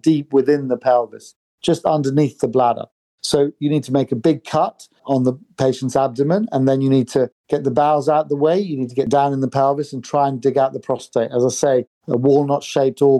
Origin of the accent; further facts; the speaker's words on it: United Kingdom; also born or lived in Sri Lanka / New York / Stockholm / Oxford; now in London, United Kingdom; I grew up in the UK